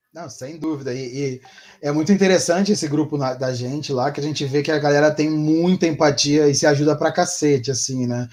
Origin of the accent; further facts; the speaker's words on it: Rio de Janeiro, Brazil; moved away; eu sou carioca